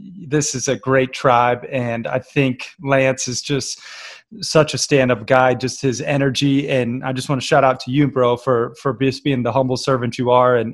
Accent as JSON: {"language": "English", "country": "United States", "tie": "born or raised there", "also_born_or_lived": "Florida / Red Lodge, Montana / Bangkok / Barcelona", "said": "I grew up half in Florida, you know, surf and skate, and then half in Red Lodge, Montana, camp and fish and hunt and hike"}